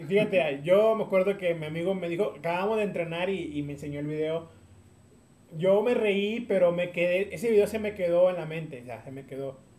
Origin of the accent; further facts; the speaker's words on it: Tampico, Tamaulipas, Mexico; now in San Luis Potosí, Mexico; yo soy de Tampico, Tamaulipas